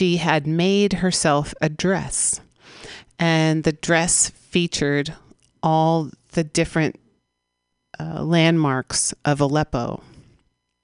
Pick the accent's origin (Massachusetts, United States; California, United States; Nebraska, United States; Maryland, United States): California, United States; San Francisco; We broadcast live from the Mission District of San Francisco, my hometown